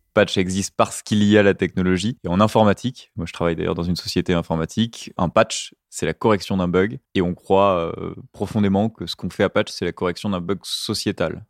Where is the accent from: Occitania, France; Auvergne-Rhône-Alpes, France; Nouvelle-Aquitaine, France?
Nouvelle-Aquitaine, France; Arcachon Basin; moved away; Je suis originaire du bassin d'Arcachon